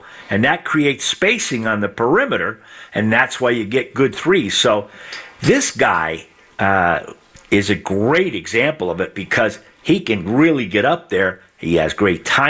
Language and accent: English; Chicopee, Massachusetts, United States; where I grew up in Chicopee, Massachusetts, a town of 60,000